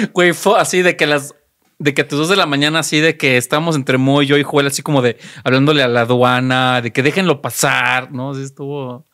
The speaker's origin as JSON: {"language": "Spanish", "region": "Mexico City", "country": "Mexico", "also_born_or_lived": "Eindhoven, Netherlands", "said": "yo soy más chilango"}